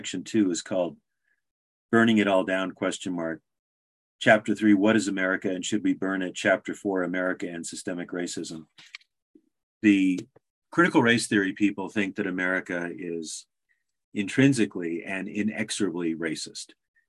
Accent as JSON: {"language": "English", "region": "Alaska", "country": "United States", "tie": "born or raised there", "said": "I was born in Alaska in 1957, 2 years before it became a state. So I'm a native Alaskan."}